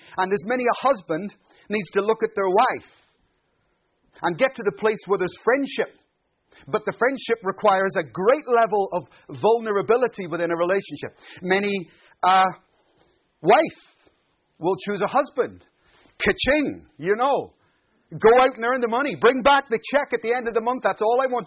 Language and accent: English; Ireland; now in Glasgow, United Kingdom; I'm Irish